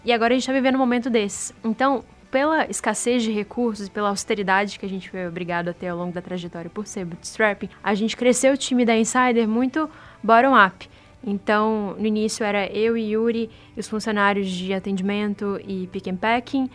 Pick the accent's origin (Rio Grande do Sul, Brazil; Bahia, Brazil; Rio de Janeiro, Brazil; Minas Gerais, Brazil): Minas Gerais, Brazil; interior of; moved away as an adult; now in São Paulo, Brazil; eu sou do interior de Minas